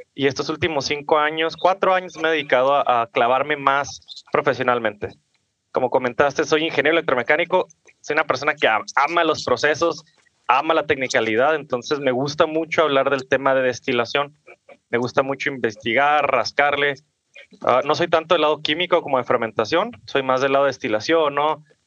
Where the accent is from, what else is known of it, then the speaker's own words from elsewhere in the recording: Ciudad Juárez, Chihuahua, Mexico; yo soy de Ciudad Juárez, Chihuahua, nacido y crecido aquí.